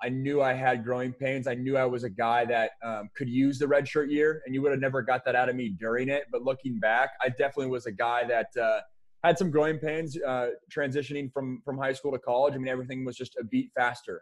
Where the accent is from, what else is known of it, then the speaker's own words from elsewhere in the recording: Sammamish, Washington, United States; also born or lived in Seattle / Bellevue; I'm from Sammamish. I went to Skyline, which was the, uh, one of the powers in the state of Washington